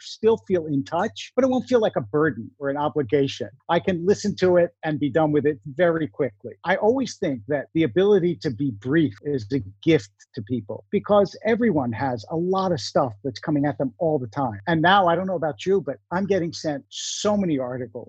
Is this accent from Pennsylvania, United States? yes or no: yes; Philadelphia, Pennsylvania, United States; also born or lived in New York / New Jersey; now in Los Angeles, United States; I grew up in Philadelphia.